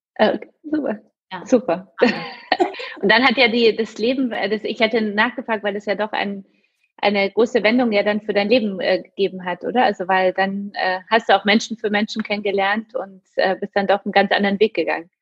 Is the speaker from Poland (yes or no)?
yes; Poland; moved away; also born or lived in Munich; ich komme jetzt selbst aus Polen